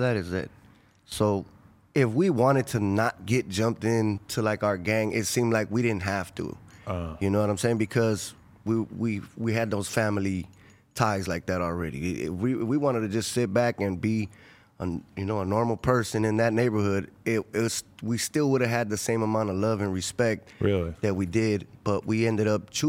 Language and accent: English; Los Angeles, California, United States; also born or lived in Inglewood; I'm from South LA, from Florence community, Florence district.